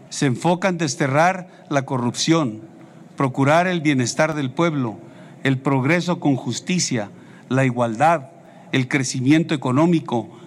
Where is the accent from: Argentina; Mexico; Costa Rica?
Mexico; Como mexicanos